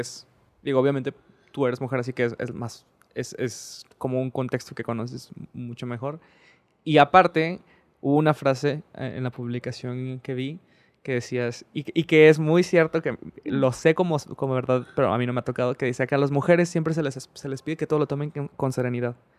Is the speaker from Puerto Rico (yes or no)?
no; Mexico; soy un hombre mexicano